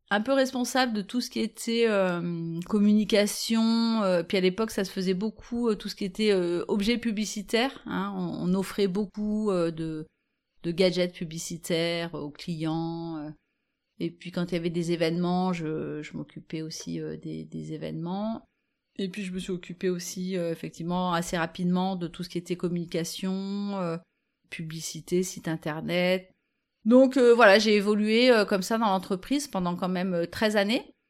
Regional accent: Vif, Auvergne-Rhône-Alpes, France; Quand j'étais enfant, alors bon, moi j'ai grandi à Vif.

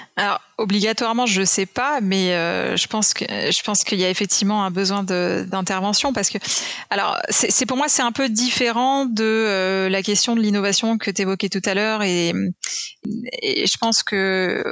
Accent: France; en tant que Français

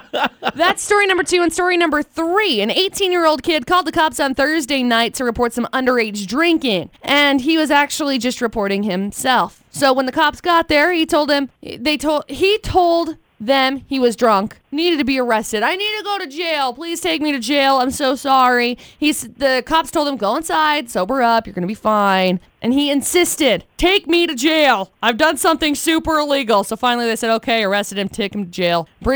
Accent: Tremont, United States; Like I grew up in Tremont, and there are junctions.

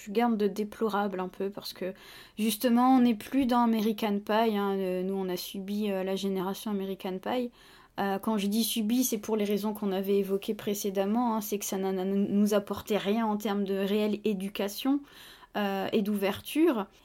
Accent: France; Alors quand on est français, on n'y croit pas une seule seconde

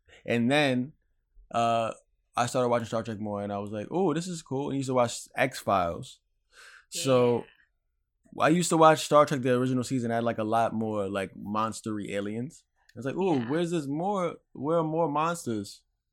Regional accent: New Jersey, United States; I'm from Jersey

